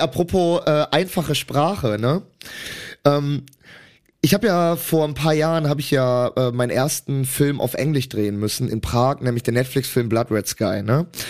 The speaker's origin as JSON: {"language": "German", "country": "Germany", "said": "Ich bin Deutscher"}